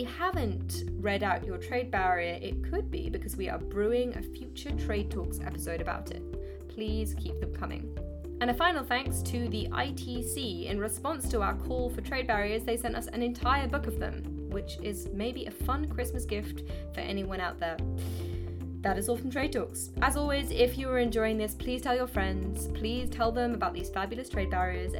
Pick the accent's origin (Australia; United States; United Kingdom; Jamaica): United Kingdom; as a Brit